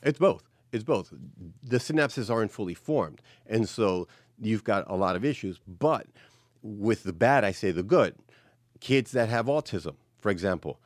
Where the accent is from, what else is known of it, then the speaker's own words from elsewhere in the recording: New York City, New York, United States; born and raised, you know, New York City. I was raised in the Bronx